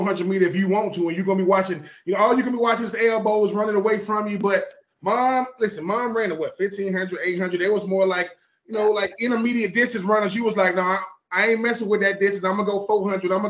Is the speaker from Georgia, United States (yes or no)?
yes; Georgia, United States; I'm from Georgia